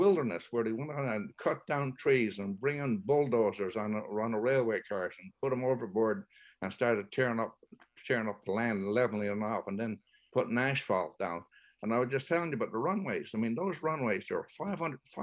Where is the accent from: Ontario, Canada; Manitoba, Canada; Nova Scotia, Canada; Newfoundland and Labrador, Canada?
Newfoundland and Labrador, Canada; we're settled from England, from the west coast of England, and the press in the Cornwall area, in the Dorset area in England